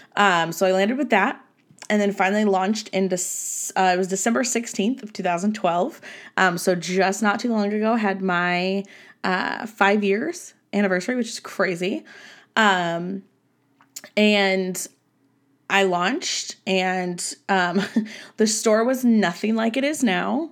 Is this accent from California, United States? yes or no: yes; Southern California, United States; moved away as an adult; now in Nevada, United States; I was born and raised in Southern California